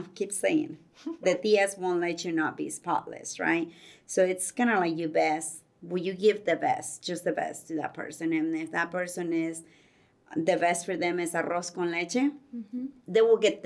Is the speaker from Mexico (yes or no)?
yes; Guerrero, Mexico; moved away; I'm from kind of like southwest a little bit of Mexico. I'm from Guerrero. That's the state